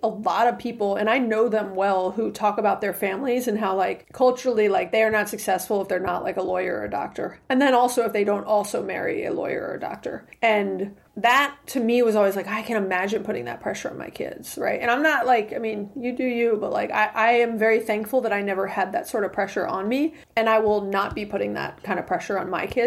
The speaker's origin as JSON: {"language": "English", "town": "Atlanta", "region": "Georgia", "country": "United States", "tie": "born or raised there", "said": "growing up in Atlanta, like I've got a big, you know, community and a lot of family and friends here"}